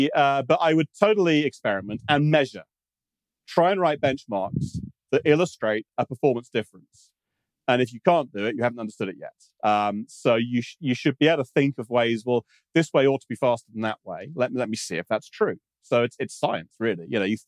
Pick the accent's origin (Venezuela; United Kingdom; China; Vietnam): United Kingdom; Being British, I call that Z3, yeah.